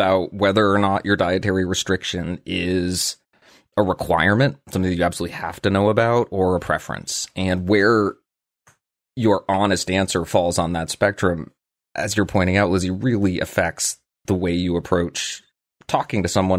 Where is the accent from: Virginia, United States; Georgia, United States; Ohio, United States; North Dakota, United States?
Ohio, United States; accent: Midwestern; In my case, I was raised in Ohio and have a completely neutral Midwesternish accent, and I'm sure that most who meet me will assume that I only grew up speaking English.